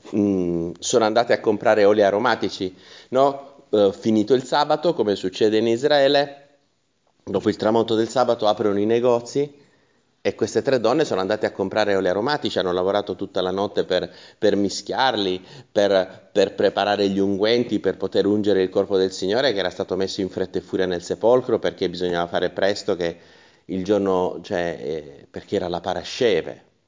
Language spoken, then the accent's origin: Italian; Taranto, Apulia, Italy; come si dice dalle mie parti, Salomone se ne andò all'aceto, eh, si dice così a Taranto